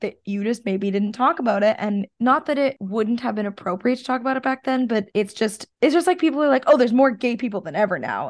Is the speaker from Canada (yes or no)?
yes; Canada; being a Canadian